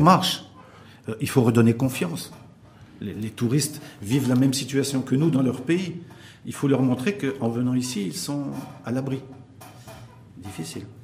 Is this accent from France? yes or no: no; Morocco